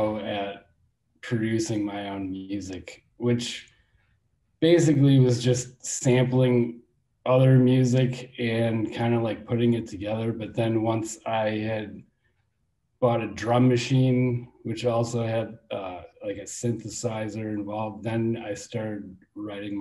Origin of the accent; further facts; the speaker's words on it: Milwaukee, Wisconsin, United States; I was born in downtown Milwaukee, and I grew up on the east side